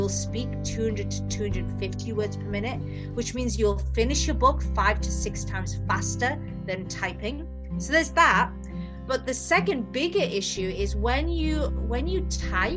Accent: Newcastle upon Tyne, North East England, United Kingdom; I'm from Newcastle. So, more northern you get in England, we just speak faster and faster.

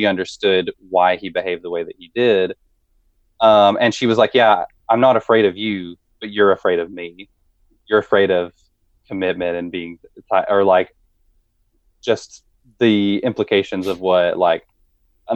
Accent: the South, United States; as a white person growing up in the South

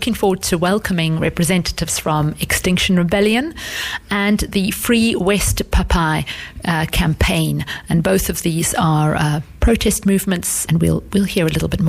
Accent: South Africa; now in The Hague, Netherlands; I'm from South Africa.

